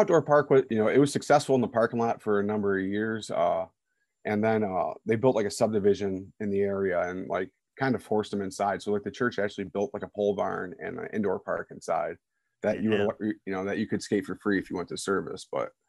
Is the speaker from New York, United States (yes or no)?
no; Brighton, Michigan, United States; born or raised there